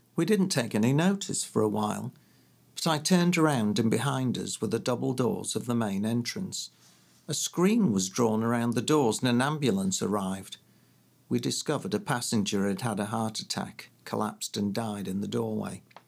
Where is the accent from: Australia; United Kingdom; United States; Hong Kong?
United Kingdom; Leeds, Yorkshire and the Humber; moved away as an adult; also born or lived in London; growing up in Leeds